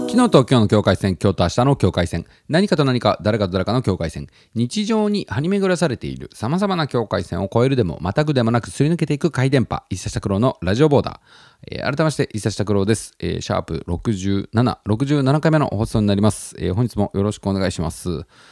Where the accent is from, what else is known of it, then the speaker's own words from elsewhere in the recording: Tottori, Japan; moved away as an adult; also born or lived in Osaka; now in Tokyo, Japan; 僕が育ってきたそのふるさとの鳥取県っていう場所なんですけど